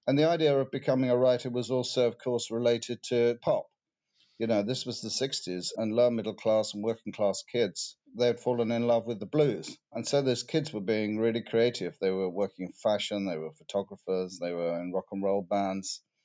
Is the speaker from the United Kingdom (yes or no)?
yes; United Kingdom; what makes me British? What do I like about being British? Do I feel British?